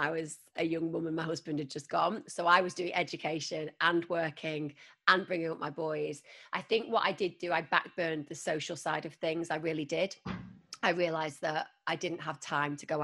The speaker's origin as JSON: {"language": "English", "town": "Manchester", "region": "North West England", "country": "United Kingdom", "moved": "yes", "said": "I was a girl from Manchester. I didn't even go to London until I started working in the media"}